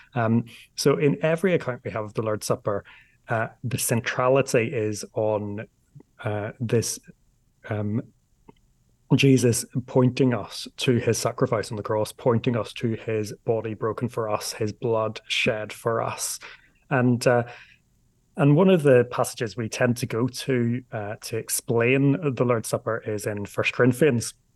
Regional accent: Northern Ireland, United Kingdom; I'm from Northern Ireland

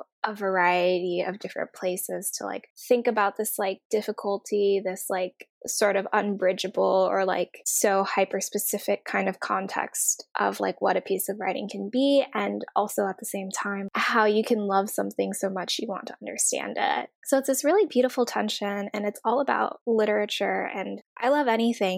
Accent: Oregon, United States; now in New York, United States; I'm from Oregon

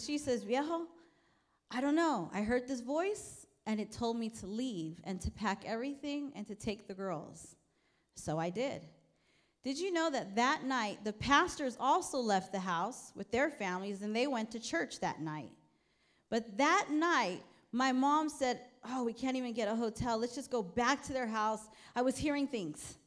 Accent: New York City, New York, United States; moved away; also born or lived in Sacramento; I'm from New York, and I was born in Brooklyn, New York

